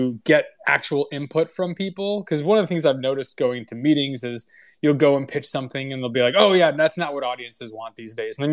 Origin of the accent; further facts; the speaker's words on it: Midwest, United States; moved away; both Matt and I came from the Midwest